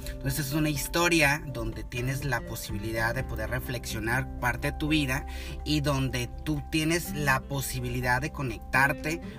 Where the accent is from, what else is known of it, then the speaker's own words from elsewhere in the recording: Apatzingán, Michoacán, Mexico; moved away as an adult; now in United States; pues prácticamente vengo de México, soy michoacano, de Apaxingán.